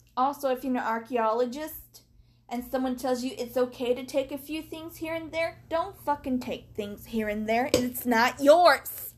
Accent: United States; as an American

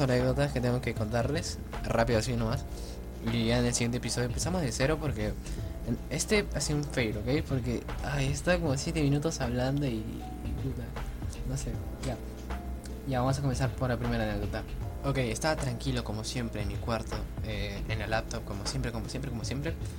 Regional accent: Peru; soy de Perú

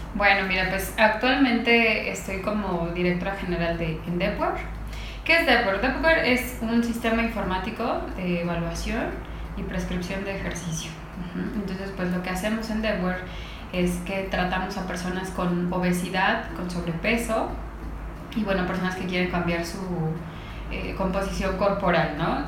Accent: Mexico; yo creo que somos un país de gordos

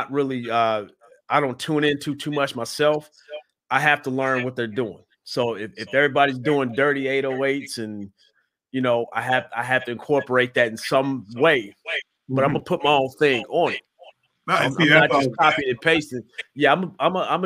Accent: Midwest, United States; now in Atlanta, United States; Growing up in the Midwest

